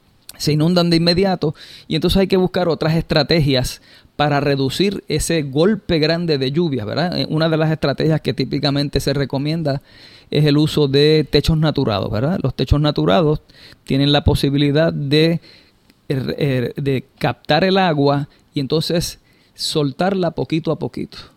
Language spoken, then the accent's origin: Spanish; Puerto Rico; en Puerto Rico tenemos esa ventaja de forma natural